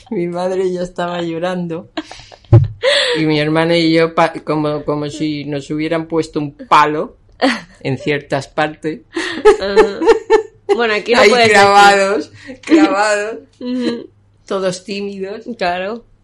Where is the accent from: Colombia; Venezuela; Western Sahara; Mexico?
Venezuela; also born or lived in Viña del Mar, Chile; now in Spain; Yo nací en Chile, vivíamos en Viña del Mar y no recuerdo bien con esas edades si era a los 5 o 6 años nos mm. fuimos a Venezuela. De ahí en el año 70 regresamos a España